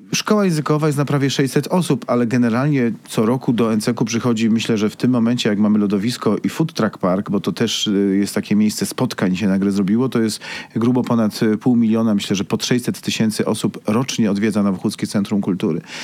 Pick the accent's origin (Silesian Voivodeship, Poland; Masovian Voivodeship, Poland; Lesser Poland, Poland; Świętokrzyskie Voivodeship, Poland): Świętokrzyskie Voivodeship, Poland; Busko-Zdrój; now in Kraków, Poland; pochodzę z Buzka, z miasta Belona